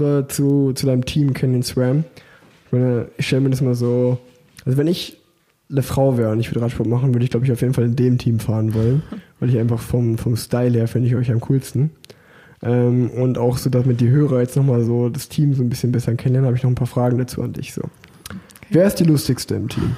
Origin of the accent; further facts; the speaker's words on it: Unna, North Rhine-Westphalia, Germany; moved away as an adult; now in Cologne, Germany; ich komme ja eigentlich gebürtig aus Unna